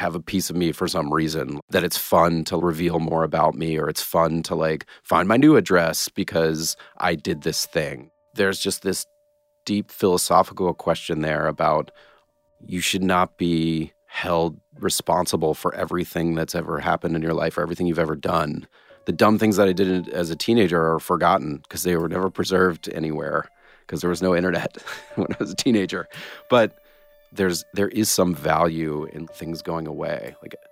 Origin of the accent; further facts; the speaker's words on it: Atlanta, Georgia, United States; moved away; I grew up in Atlanta